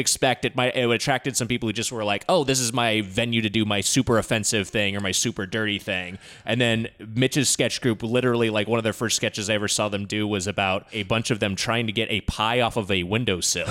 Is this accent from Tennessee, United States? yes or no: no; Southern California, United States; I grew up in Southern California. I never left